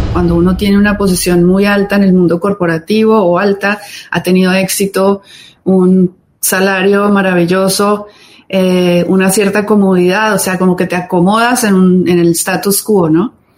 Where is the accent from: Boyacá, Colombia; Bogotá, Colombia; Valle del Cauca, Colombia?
Valle del Cauca, Colombia; Cali; also born or lived in Bogotá; soy latina, como ustedes bien dijeron, colombiana. Em, nacida en Bogotá, crecí en Cali